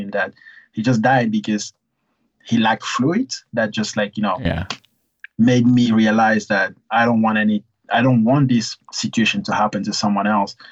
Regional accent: Gabon; also born or lived in Cameroon; now in United States; I'm originally from Cameroon. So it started in Cameroon because I was born there, but then I moved to Gabon, which is a neighboring country that's on the south of Cameroon

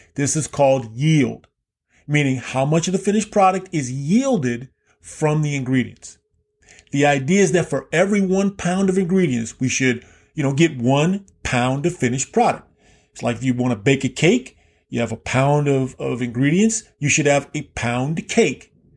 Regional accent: Key West, Florida, United States; Growing up in Key West, Florida, I lived right kind of on the border of the remnants of formal segregation

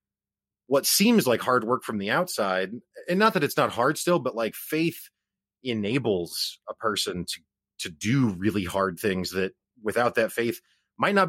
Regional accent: Springfield, Missouri, United States; I'm from Springfield, Missouri

